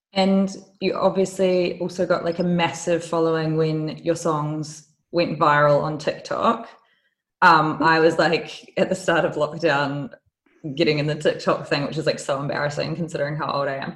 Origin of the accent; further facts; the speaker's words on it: New Zealand; now in London, United Kingdom; I'm from New Zealand